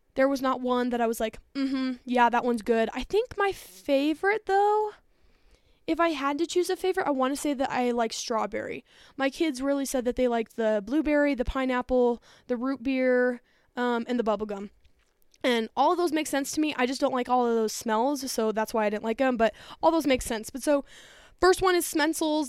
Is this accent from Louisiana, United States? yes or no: no; outside of Denver, Colorado, United States; born or raised there